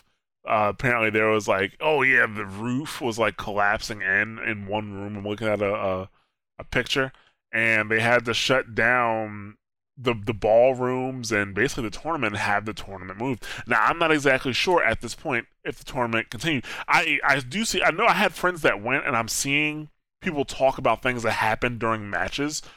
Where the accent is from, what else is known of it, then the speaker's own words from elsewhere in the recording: New Jersey, United States; me growing up in New Jersey, I have lived in North Jersey